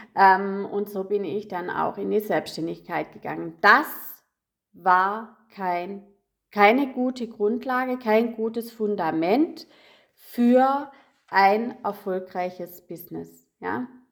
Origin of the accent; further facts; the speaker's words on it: Rottweil, Baden-Württemberg, Germany; moved away; also born or lived in Munich; Denn 2012 sind wir von München in meinen Geburtsort gezogen, also Rottweil.